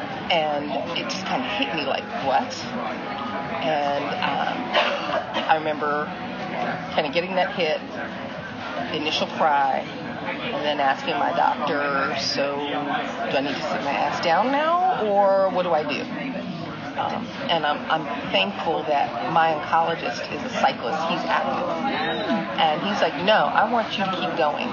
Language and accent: English; New York, United States; moved away as an adult; also born or lived in Florida / Texas; now in North Carolina, United States; I'm originally from New York, moved down to North Carolina 30-some-odd years ago to go to school and kind of never really left